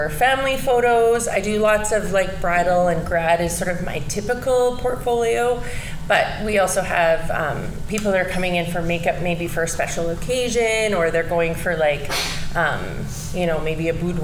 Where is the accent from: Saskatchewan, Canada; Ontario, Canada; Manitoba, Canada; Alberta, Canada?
Saskatchewan, Canada; Saskatoon; moved away as an adult; now in Lloydminster, Canada; I grew up in Saskatoon, Saskatchewan